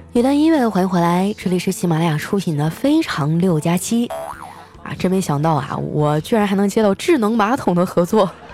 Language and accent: Chinese; Qitaihe, Heilongjiang, China; now in Shanghai, China; 我老家的房子也不贵，我老家是七台河嘛，好像我走那年大概是两千多块钱一平，一百平米的房子也就二十多，二十多万